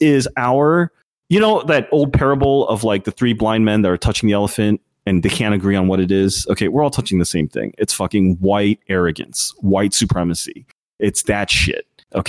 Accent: New York, United States; And I feel ashamed about it as a New Yorker.

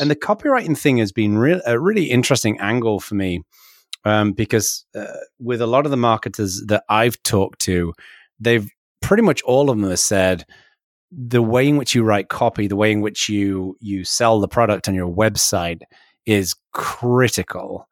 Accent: England, United Kingdom; now in California, United States; I'm English

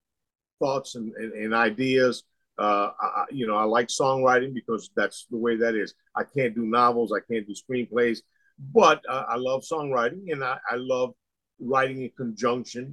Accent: Tampa, Florida, United States; growing up in Tampa

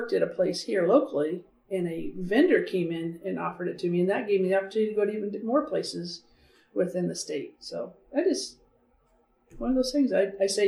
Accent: Canyonville, Oregon, United States; I grew up outside of Canyonville

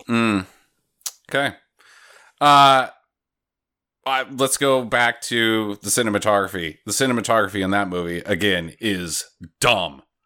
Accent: Idaho, United States; moved away; Idaho's a big farming area. I now live in an even bigger farming area.

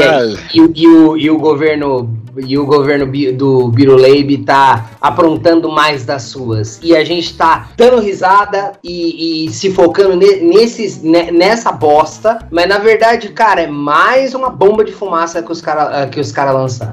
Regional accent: São Paulo, Brazil; eu sou de São Paulo

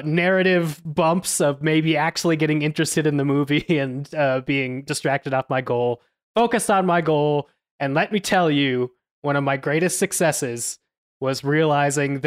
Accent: near Westminster, Colorado, United States; born or raised there

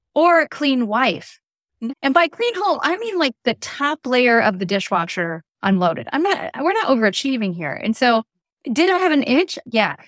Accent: Des Moines, Iowa, United States; moved away as an adult; I grew up in Des Moines, Iowa, where I live again today

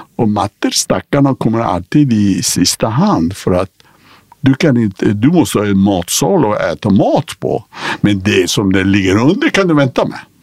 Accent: Iran; also born or lived in Karlstad, Sweden; now in Sweden; vi är födda, liksom, vi kommer från Persia

